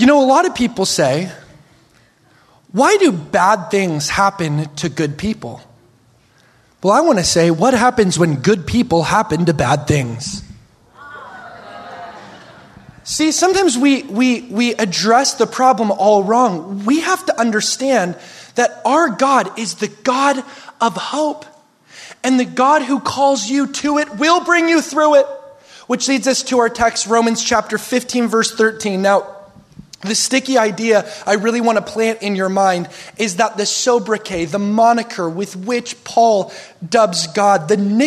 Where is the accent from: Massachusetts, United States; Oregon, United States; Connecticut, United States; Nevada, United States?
Oregon, United States; We're from Oregon